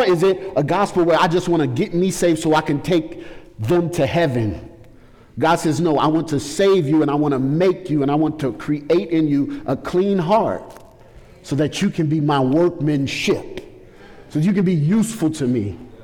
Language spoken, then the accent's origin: English; St. Louis, Missouri, United States; I grew up in St. Louis in a drug and gang culture of St. Louis.